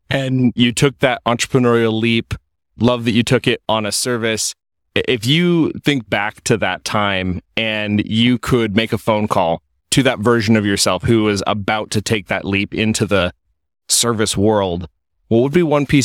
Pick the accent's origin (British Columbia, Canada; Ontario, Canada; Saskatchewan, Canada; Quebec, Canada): Saskatchewan, Canada; Saskatoon; I'm from Saskatoon